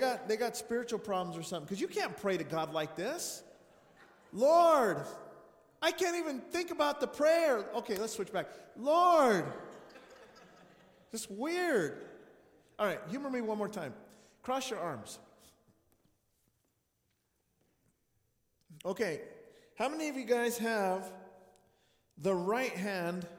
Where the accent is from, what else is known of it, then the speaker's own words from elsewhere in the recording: New Mexico, United States; Growing up in New Mexico